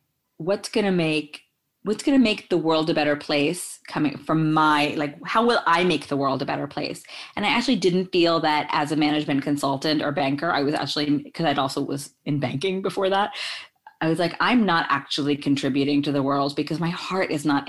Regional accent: New York, United States; also born or lived in India / Belgium; I was born in India and I lived in Belgium for 4 years as a kid. But then at the age of 5, I grew up in New York.

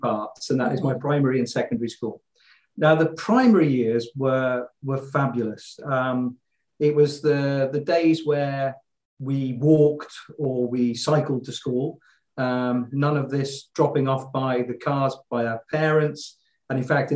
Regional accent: Leamington Spa, West Midlands, United Kingdom; moved away as an adult; now in Luxembourg; I'm a Midlander. I was born in Leamington Spa.

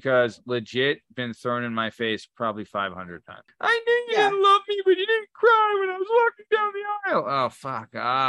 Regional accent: Italy; And I'm from Italy, just letting you know.

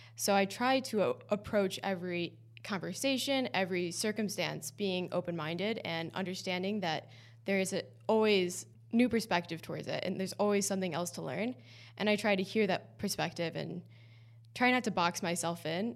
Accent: East Coast, United States; moved away as an adult; now in Boston, United States; I also knew I wanted to go back to the East Coast. I'm from the East Coast

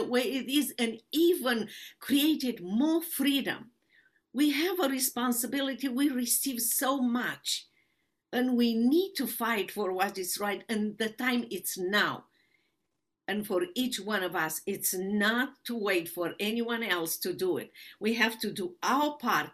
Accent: Romania; English is a second language; moved away as an adult; now in United States

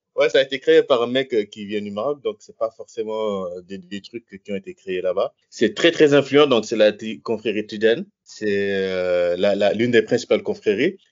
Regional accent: Senegal; moved away as an adult; also born or lived in south of France; now in France; je viens du Sénégal, j'ai 35 ans. je suis arrivé en France quand j'avais 18 ans.

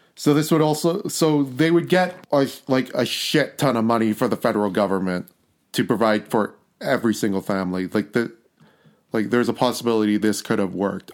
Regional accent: Canada; we're Canadian people

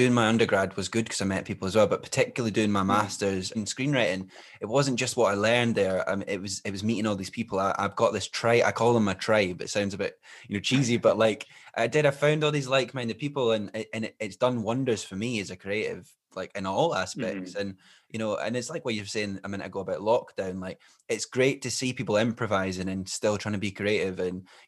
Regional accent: Glenrothes, Scotland, United Kingdom; growing up in Glenrothes

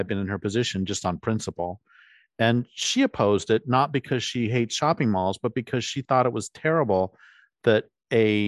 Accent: Colorado, United States; I grew up in Colorado

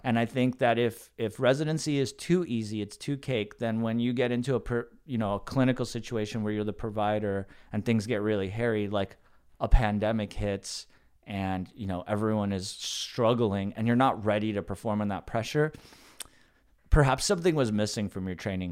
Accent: the Valley, Southern California, United States; I grew up in the Valley

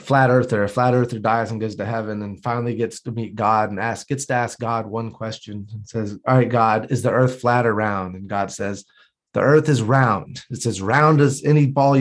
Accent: North Carolina, United States; I'm from North Carolina, Bible Belt. My family's all very Christian

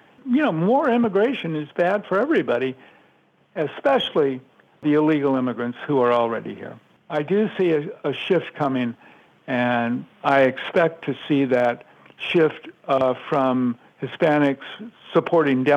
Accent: California, United States; moved away; I was born in California, and I lived there for a long time at two different intervals.

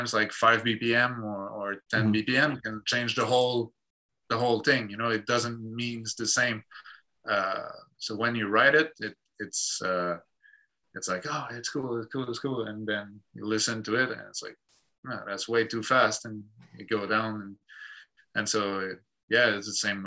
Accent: Quebec, Canada; English is a second language; that's who we are, that's where we come from

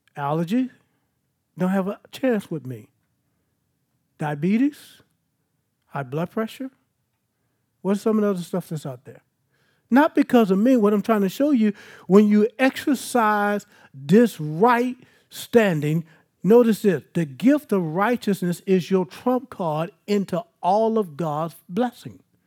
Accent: Baton Rouge, Louisiana, United States; I'm from South Baton Rouge

